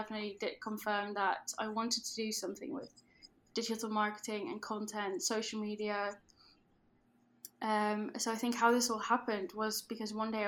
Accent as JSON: {"language": "English", "country": "Netherlands", "accent": "Dutch", "second_language": "English", "said": "I am Dutch, which you might be able to tell from my accent, but I completely run my business in English."}